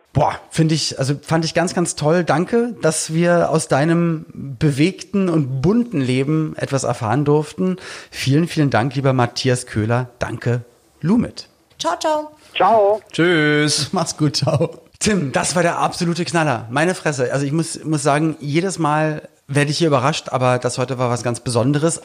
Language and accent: German; Berlin, Germany; jemand, der aus Berlin kommt